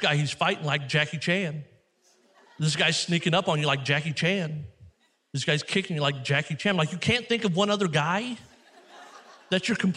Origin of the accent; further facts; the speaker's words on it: Missouri, United States; I come from Missouri.